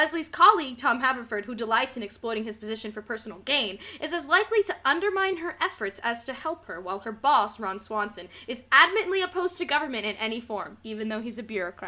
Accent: Puerto Rico; I always wear bright colors because I'm Puerto Rican.

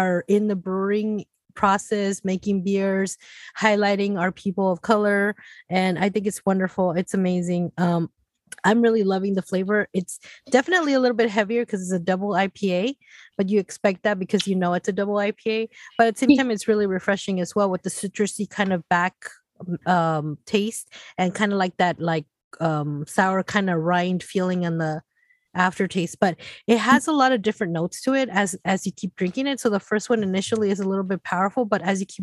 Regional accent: Compton, California, United States; Compton, California

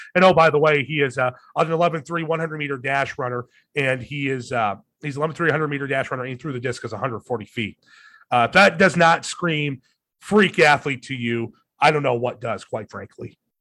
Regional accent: Madrid, Iowa, United States; moved away as an adult; now in Webster City, United States; my hometown Madrid Tigers

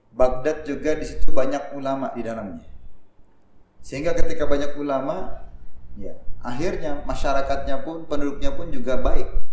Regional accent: Jakarta, Indonesia; moved away as an adult; now in Tegal, Indonesia; Saya lahir dan besar di Jakarta. Jadi walaupun sekarang tinggal di Tegal, ya ini masih belajar bahasa Jawa ini

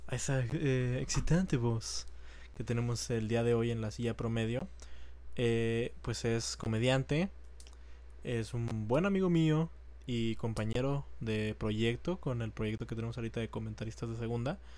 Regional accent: Ciudad Juárez, Chihuahua, Mexico; Sí, soy nacido aquí en Ciudad Juárez.

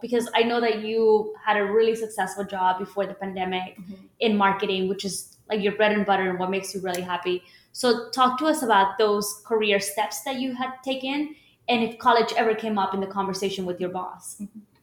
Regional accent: Houston, Texas, United States; I was born and raised here in Houston, Texas

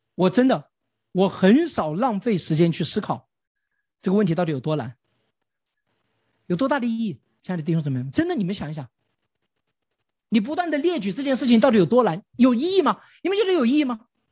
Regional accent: China; 我们中国人从小就古代就明白了这个道理

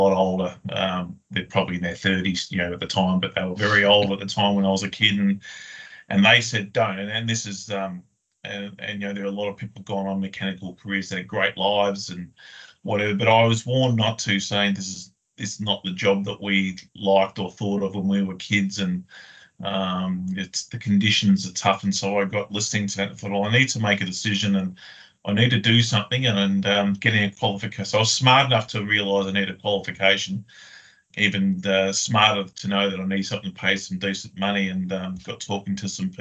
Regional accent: Melbourne, Victoria, Australia; moved away as an adult; also born or lived in Queensland / Sydney; now in Brisbane, Australia; I grew up in Melbourne, predominantly in a southeastern suburb called Springvale

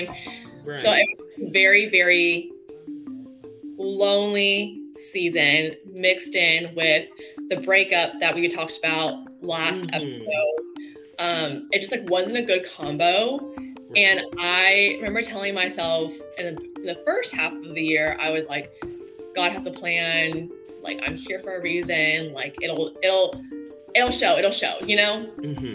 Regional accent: Texas, United States; moved away as an adult; also born or lived in San Clemente, California; now in Los Angeles, United States; I moved from Texas, where I was born and raised, to San Clemente, a small beach town.

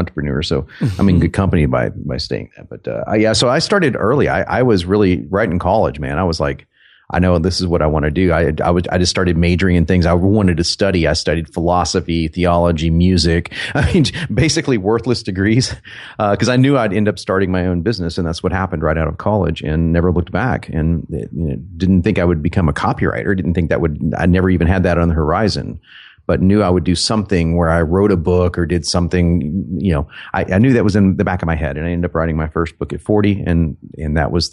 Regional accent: Dallas, Texas, United States; accent: southern and northern; also born or lived in New York; I was born in Dallas, Texas, and I grew up in Dallas and New York. We were back and forth when I was a kid, so I kind of have a southern and a northern accent put together.

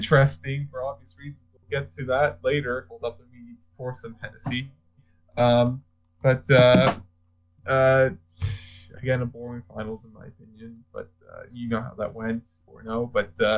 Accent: Canada; we're Canadian

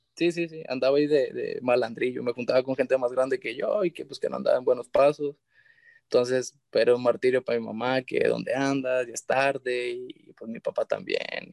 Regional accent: San Blas, Mexico; yo soy de San Blas, de, allá del municipio de San Blas

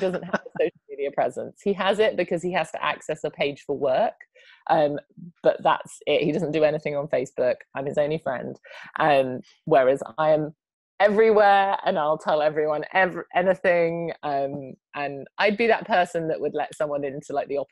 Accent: United Kingdom; I'm British

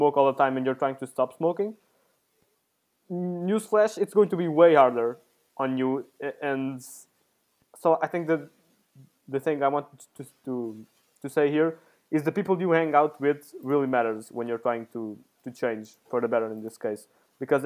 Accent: Portugal; moved away as an adult; now in Italy; I came from Portugal to here.

